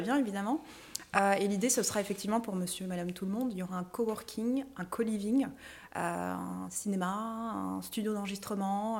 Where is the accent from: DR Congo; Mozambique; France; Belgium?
Belgium; chez nous en Belgique